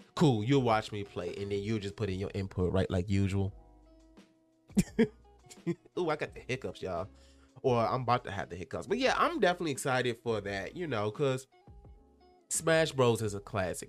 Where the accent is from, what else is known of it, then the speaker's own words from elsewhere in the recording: Henrico County, Virginia, United States; my hometown, um, in Henrico County